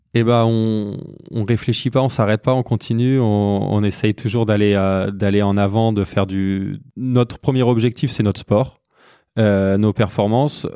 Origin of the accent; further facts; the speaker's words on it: Rouen, Normandy, France; je suis né à Rouen, en Normandie, où je vis actuellement.